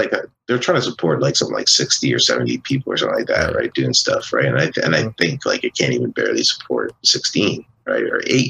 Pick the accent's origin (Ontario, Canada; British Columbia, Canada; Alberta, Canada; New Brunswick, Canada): Ontario, Canada; near St. Catharines; Close to my hometown.